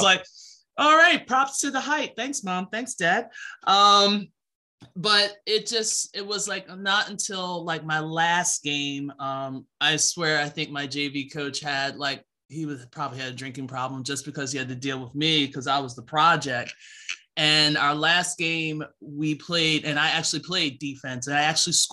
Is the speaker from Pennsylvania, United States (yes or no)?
yes; Philadelphia, Pennsylvania, United States; I'm originally from Philadelphia, born and raised